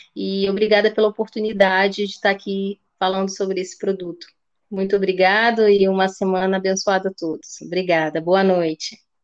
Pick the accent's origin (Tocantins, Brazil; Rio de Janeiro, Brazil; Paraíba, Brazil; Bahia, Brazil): Rio de Janeiro, Brazil; also born or lived in Slovenia / Porto Alegre, Brazil; now in Lisbon, Portugal; Eu e minha irmã nascemos no Rio, eu tinha uma irmã também. É, que faleceu, e nós vivemos lá durante muito tempo